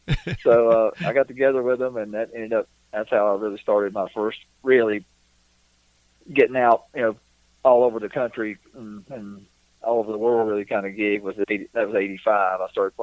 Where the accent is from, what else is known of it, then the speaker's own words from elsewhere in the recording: North Carolina, United States; moved away; back where I grew up in North Carolina.